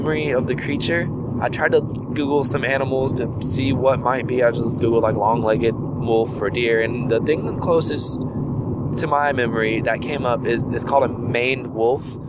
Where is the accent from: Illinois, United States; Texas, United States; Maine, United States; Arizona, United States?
Texas, United States; Houston; I grew up in Houston